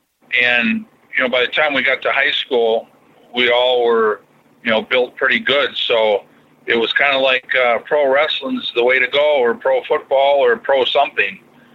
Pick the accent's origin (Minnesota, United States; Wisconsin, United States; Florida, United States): Minnesota, United States; born or raised there